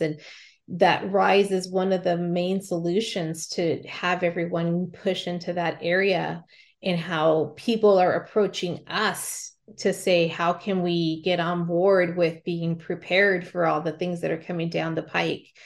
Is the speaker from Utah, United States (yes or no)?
no; California, United States; now in Montana, United States; I grew up and lived in California and then Montana for a majority of my life